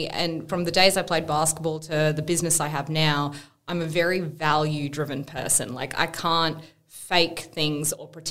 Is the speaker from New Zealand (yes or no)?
no; Perth, Western Australia, Australia; born there; Well, I actually didn't grow up in Melbourne. I was born in Perth, yep, in WA